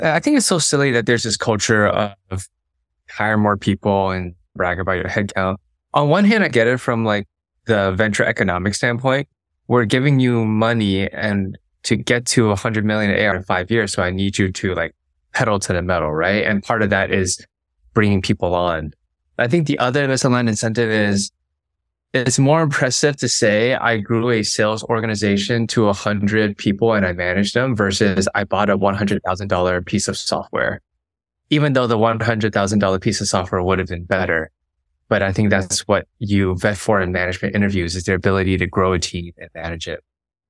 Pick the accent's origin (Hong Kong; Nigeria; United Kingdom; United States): Hong Kong; also born or lived in Beijing; I grew up in Hong Kong, spent 5 years of my childhood in Beijing.